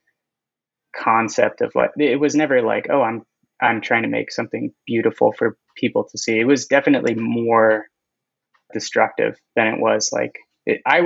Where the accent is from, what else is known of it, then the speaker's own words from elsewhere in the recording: Inland Empire, Southern California, United States; now in Long Beach, United States; I am from Southern California, but I'm from the Inland Empire